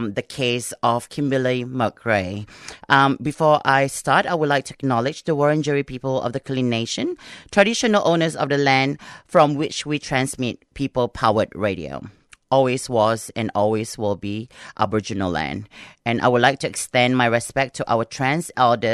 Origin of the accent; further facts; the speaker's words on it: Singapore; now in Australia; I'm from Singapore, so during Ramadan, we have like a big bazaar